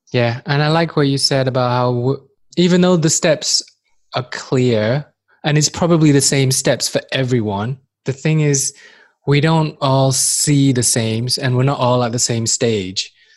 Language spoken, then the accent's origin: English; Manchester, North West England, United Kingdom; moved away as an adult; also born or lived in Far East / Newcastle; now in Helsinki, Finland; I was born in Far East. I grew up in Manchester, England, and most people see me as a mank as a Mancunian